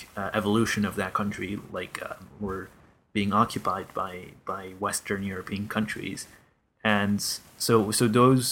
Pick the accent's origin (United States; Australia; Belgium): Belgium; my country being Belgium